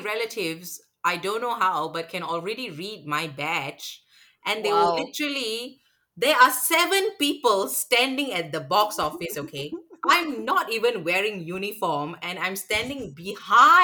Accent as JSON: {"language": "English", "country": "Malaysia", "moved": "yes", "lives_now": "Singapore", "said": "I'm from Malaysia."}